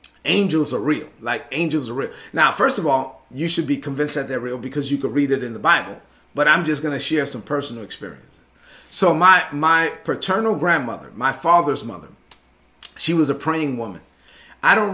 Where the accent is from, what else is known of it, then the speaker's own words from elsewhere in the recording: New York City, New York, United States; also born or lived in La Vega, Dominican Republic; growing up in Brooklyn, although the majority of my childhood was in Brooklyn